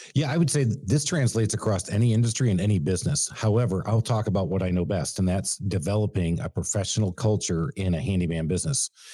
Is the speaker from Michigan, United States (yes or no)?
yes; Michigan, United States; now in Atlanta, United States; born and raised in Michigan